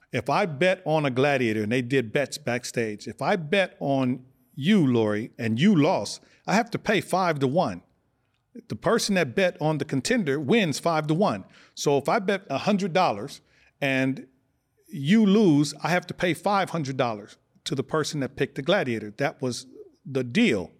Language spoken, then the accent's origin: English; Los Angeles, California, United States; also born or lived in Omaha, Nebraska; I was born in Omaha, Nebraska. We moved to California when I was six years old. We moved to South Central, down the street from Fremont High School, seventy-ninth Street